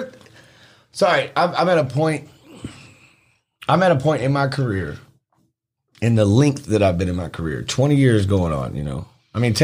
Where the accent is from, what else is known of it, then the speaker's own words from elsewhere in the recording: Memphis, Tennessee, United States; I'm from Fraser